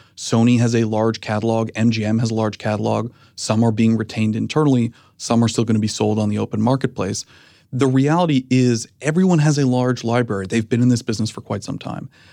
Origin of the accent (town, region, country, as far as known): Canada; moved away as an adult; now in United States